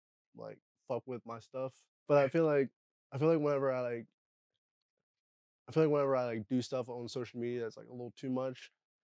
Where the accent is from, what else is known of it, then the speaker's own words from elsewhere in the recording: Eders, Pennsylvania, United States; now in Harrisburg, United States; I'm from Eders, Pennsylvania.